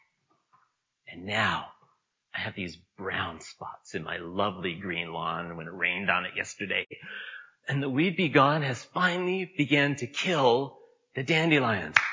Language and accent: English; Niagara, Ontario, Canada; I grew up in Niagara